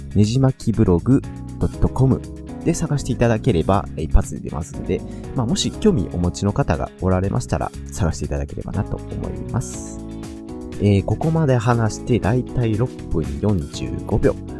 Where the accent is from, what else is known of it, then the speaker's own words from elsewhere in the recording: Kansai, Japan; accent: Kansai dialect; 僕は関西生まれ関西育ちで二十数年以上ずっと関西にいます